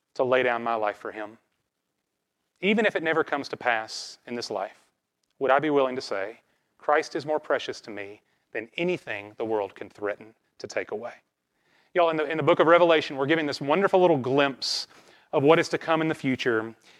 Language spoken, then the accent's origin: English; American South, United States; growing up in the American South